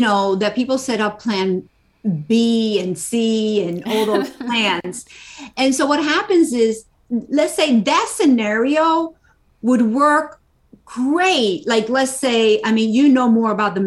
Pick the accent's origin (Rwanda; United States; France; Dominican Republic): Dominican Republic; moved away; I was born in the Dominican Republic